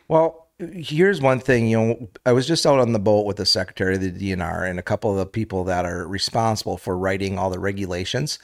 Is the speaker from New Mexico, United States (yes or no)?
no; Menasha, Wisconsin, United States; I grew up in, uh, in Menasha